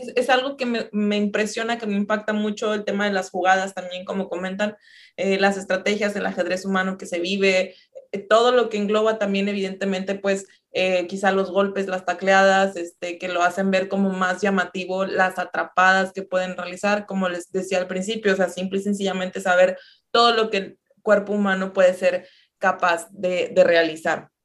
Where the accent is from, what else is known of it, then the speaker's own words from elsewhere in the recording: Ciudad Victoria, Tamaulipas, Mexico; Yo soy de Ciudad Victoria. Tamaulipas, por acá por el norte del país.